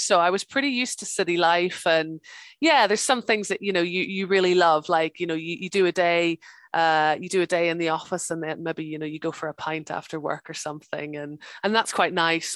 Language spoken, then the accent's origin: English; Northern Ireland, United Kingdom; also born or lived in England; now in Scotland, United Kingdom; I'm from Ireland originally. I'm from the north of Ireland. So my, my mom and dad live just outside Belfast